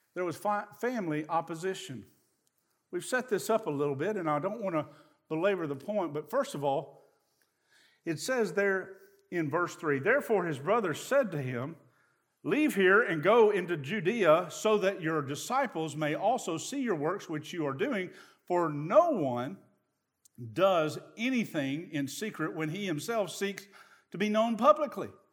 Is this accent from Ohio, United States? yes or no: no; East Tennessee, United States; I'm from East Tennessee